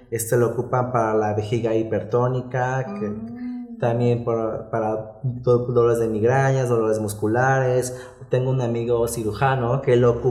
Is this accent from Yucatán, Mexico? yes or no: no; Veracruz, Mexico; now in Puebla, Mexico; No, soy de Veracruz. Ah, ok. Pero ya desde el 2009 estoy aquí en Puebla.